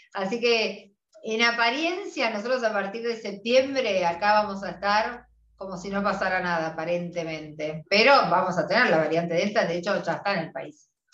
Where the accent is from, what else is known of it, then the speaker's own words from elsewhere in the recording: Argentina; nosotras las argentinas